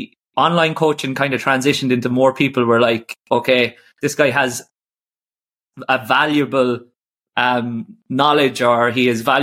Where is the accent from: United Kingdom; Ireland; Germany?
Ireland; also born or lived in Singapore; I came back to Ireland from Singapore during COVID